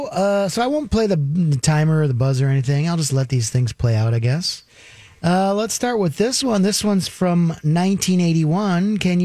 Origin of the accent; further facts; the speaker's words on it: Minnesota, United States; I'm from Minnesota, but my wife's from Wisconsin